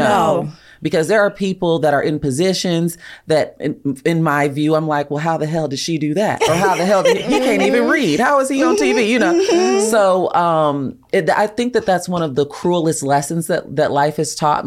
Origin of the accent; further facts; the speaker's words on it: Chicagoland area, Illinois, United States; now in Los Angeles, United States; I'm from right outside of Chicago.